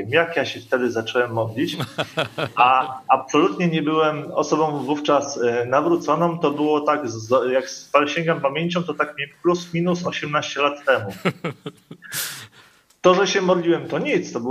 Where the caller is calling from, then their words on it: Koszalin, West Pomeranian Voivodeship, Poland; E, jesteśmy, witamy z Koszalina.